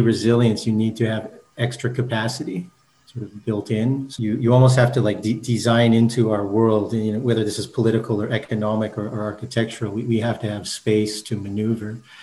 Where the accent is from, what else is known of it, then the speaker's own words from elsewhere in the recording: Brandon, Manitoba, Canada; moved away as an adult; also born or lived in Japan; I grew up in Manitoba, you know, in a small town in Brandon